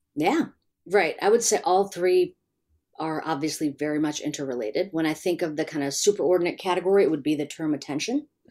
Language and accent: English; Chicago, Illinois, United States; I grew up in Chicago